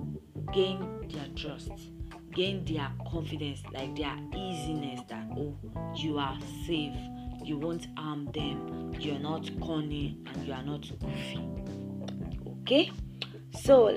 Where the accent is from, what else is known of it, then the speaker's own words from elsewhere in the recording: Nigeria; accent: Nigerian English; I be Nigerian girl